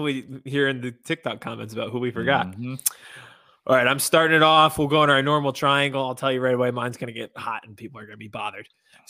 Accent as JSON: {"language": "English", "town": "Harrisburg", "region": "Pennsylvania", "country": "United States", "tie": "born or raised there"}